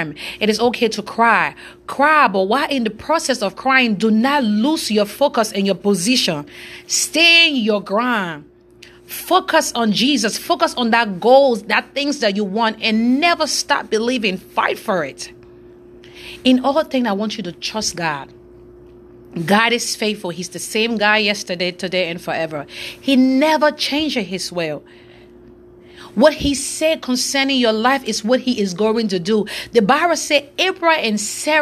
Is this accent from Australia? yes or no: no; Monrovia, Montserrado, Liberia; now in Lexington, United States; I'm from West Africa, Monrovia, Liberia. I'm presently right now in Lexington, Kentucky